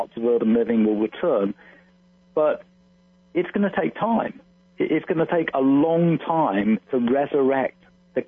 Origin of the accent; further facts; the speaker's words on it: London, United Kingdom; moved away; I'm from London originally. And so, you know, I have my childhood friends still live in London.